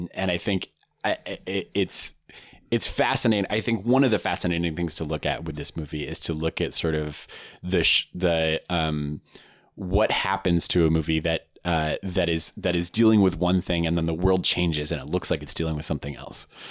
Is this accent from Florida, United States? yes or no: no; Palo Alto, California, United States; I grew up in the Bay Area in a, in, in a little town called Palo Alto